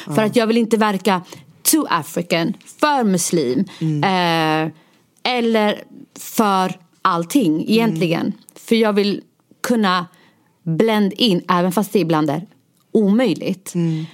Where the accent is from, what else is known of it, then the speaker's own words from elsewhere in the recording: Stockholm, Stockholm County, Sweden; also born or lived in Rinkeby; jag är född och uppvuxen i Husby, nu bor jag i Rinkeby